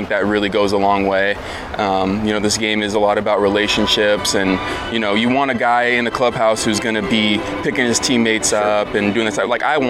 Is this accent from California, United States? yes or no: yes; San Jose, California, United States; I'm from San Jose, like you said. So the Sharks were, you know, big in town. Yeah. When I was, you know, growing up